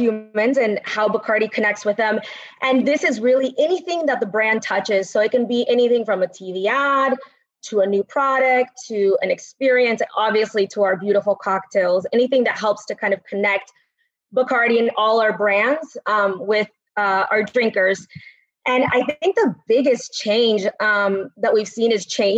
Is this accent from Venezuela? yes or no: yes; Caracas, Capital District, Venezuela; So I was born in Caracas, Venezuela